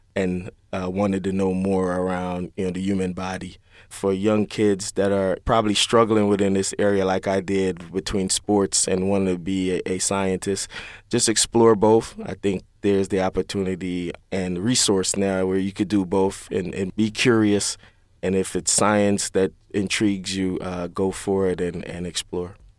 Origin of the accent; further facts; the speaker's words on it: Kingston, Jamaica; moved away; growing up in Kingston, Jamaica